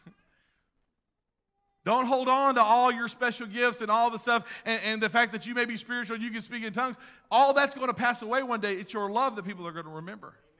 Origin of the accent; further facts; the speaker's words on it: United States; I'm an American.